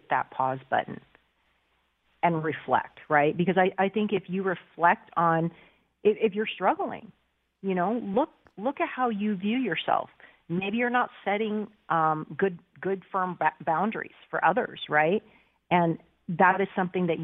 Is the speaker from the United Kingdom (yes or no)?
no; United States; I was born in the States